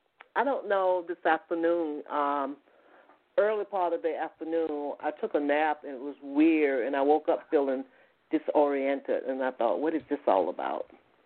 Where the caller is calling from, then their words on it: Atlanta, Georgia, United States; I'm calling from Atlanta, Georgia.